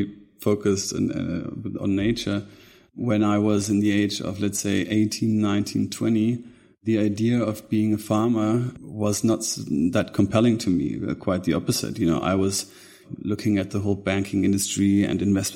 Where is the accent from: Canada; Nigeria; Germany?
Germany; born or raised there; also born or lived in Munich